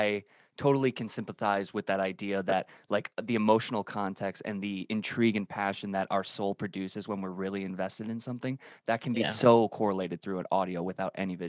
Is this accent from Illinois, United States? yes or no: yes; Illinois, United States; I'm from Illinois. We're right outside of the city of Chicago.